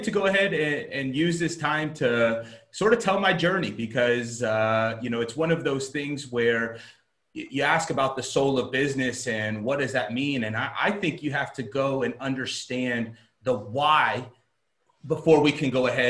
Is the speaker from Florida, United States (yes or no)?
yes; South Florida, United States; moved away as an adult; also born or lived in Alabama; I'm originally from South Florida. I grew up an athlete.